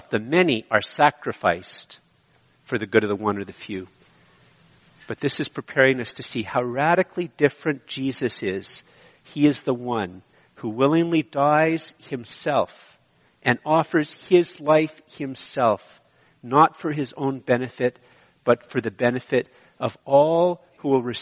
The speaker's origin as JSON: {"language": "English", "country": "Canada", "said": "I am so Canadian"}